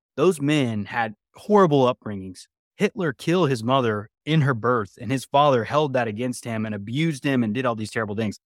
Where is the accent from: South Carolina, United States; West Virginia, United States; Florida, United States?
West Virginia, United States; moved away; I grew up in West Virginia originally